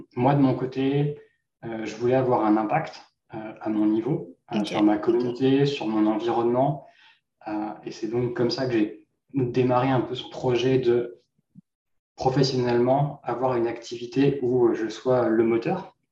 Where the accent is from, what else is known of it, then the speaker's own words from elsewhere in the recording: Normandy, France; moved away as an adult; now in Vancouver, Canada; je suis originaire de Normandie en France. Je suis maintenant un entrepreneur basé à Vancouver, au Canada, depuis 2020.